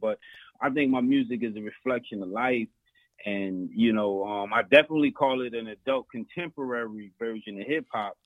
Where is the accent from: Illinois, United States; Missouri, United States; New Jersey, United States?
New Jersey, United States; Elizabeth; I'm a Jersey boy, born and raised